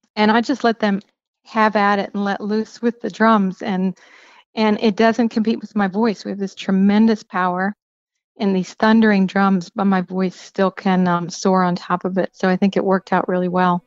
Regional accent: Pennsylvania, United States; moved away; also born or lived in Cincinnati, Ohio; I grew up in Pennsylvania

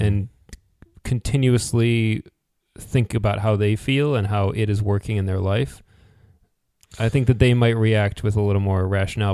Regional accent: United States; as an American

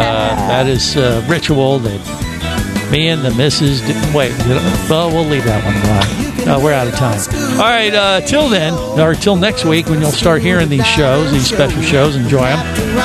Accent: Cincinnati, Ohio, United States; moved away as an adult; now in Florida, United States; I grew up in Cincinnati, Ohio, as far away from the ocean as you can pretty much get.

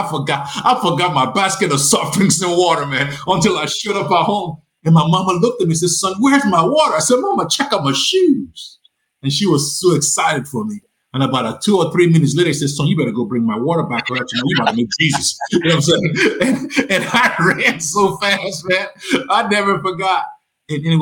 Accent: Nigeria; also born or lived in Lagos, Nigeria; now in Charlotte, United States; you can tell from my accent, you know, that I'm not from Tennessee. I'm from Nigeria.

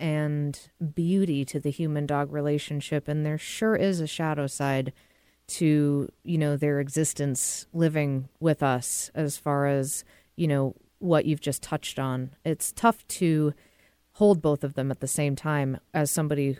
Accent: Massachusetts, United States; moved away; I'm from Massachusetts

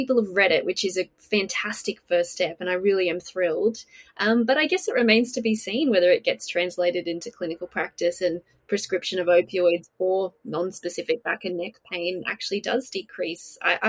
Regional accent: Australia; accent: Australian; I'm from Straya, mate.

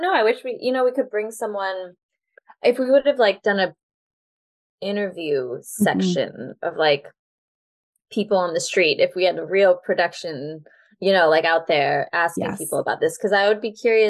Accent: Minnesota, United States; moved away; growing up in Minnesota

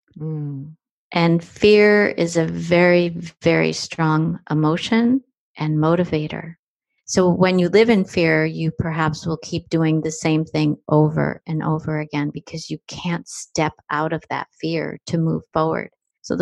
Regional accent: New Jersey, United States; I was born in New Jersey

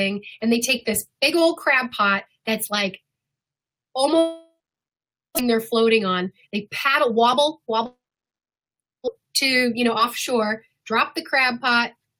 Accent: Southern California, United States; also born or lived in Whidbey Island, Washington; now in Coupeville, United States; growing up in Southern California was that there were no seasons

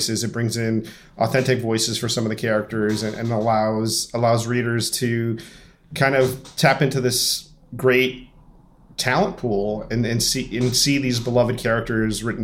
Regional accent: Miami, Florida, United States; My parents are Cuban. I was born and raised in Miami

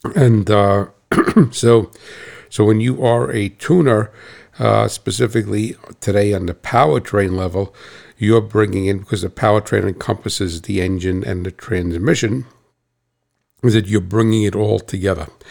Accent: United States; I'm American

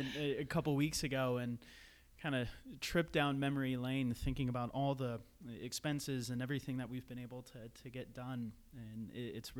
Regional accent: St. Paul, Minnesota, United States; moved away as an adult; also born or lived in Iowa / Salt Lake City, Utah / Seattle; a kid from the Twin Cities, born and raised in St. Paul

